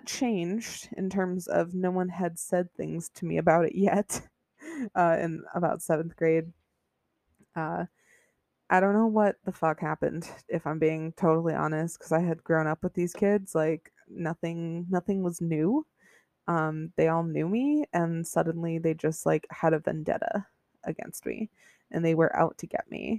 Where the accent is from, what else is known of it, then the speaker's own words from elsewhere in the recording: Buffalo, New York, United States; I grew up in Buffalo, New York. It's like upstate New York near Niagara Falls